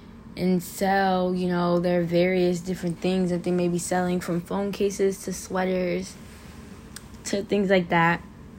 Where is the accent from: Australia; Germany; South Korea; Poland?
South Korea; Seoul; born there; I am a military child, so I'm the product of two military war veterans, and I was born in Seoul, South Korea.